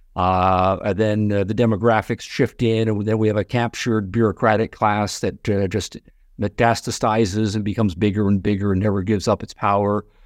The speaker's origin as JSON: {"language": "English", "country": "Canada", "moved": "yes", "lives_now": "United States", "said": "I'm from Canada originally"}